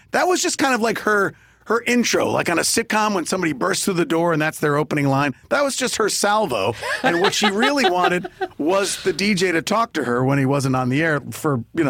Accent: New York, United States; I grew up in New York

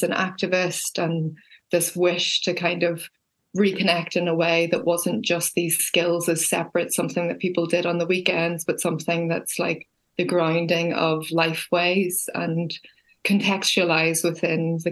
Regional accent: Belfast, Northern Ireland, United Kingdom; also born or lived in countryside (rural area); I grew up in the city. I grew up in Belfast

